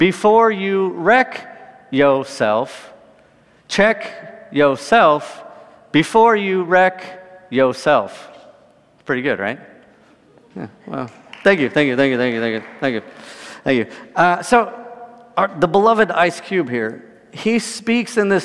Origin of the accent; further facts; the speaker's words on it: California, United States; I grew up in California